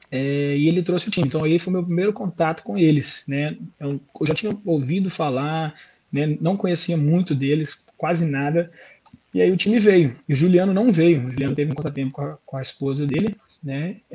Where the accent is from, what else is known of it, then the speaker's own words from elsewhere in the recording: Belo Horizonte, Minas Gerais, Brazil; now in Australia; como se fosse Belo Horizonte, né, de onde eu vim do Brasil. É, do Brasil.